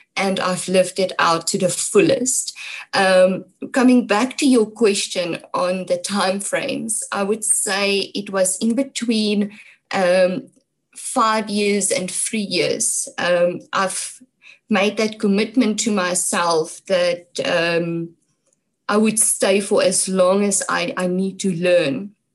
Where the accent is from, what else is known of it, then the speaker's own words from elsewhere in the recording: Brits, North West, South Africa; also born or lived in Mooinooi, North West; my hometown is, is Brits in, in the Northwest.